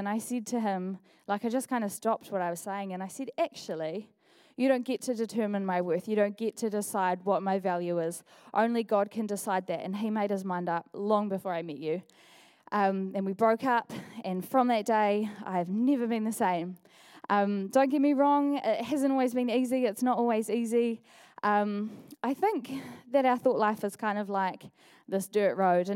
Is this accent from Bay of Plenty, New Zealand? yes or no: no; Dunedin, Otago, New Zealand; also born or lived in Auckland; I've been attending Equippers Dunedin since the day that I came home from Auckland 12 years ago